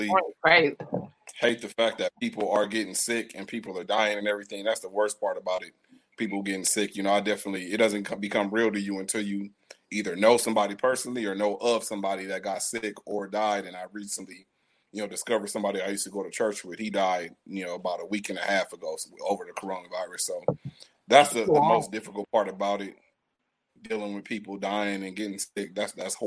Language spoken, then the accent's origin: English; Pomona, California, United States; also born or lived in Los Angeles / Inland Empire; I was raised in Pomona